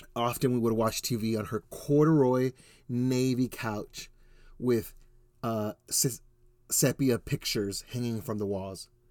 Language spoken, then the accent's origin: English; Ozona, Texas, United States; also born or lived in Houston, Texas; now in Spring, Texas, United States; my family actually lived in a tiny Texas town you've never heard of, Ozona, Texas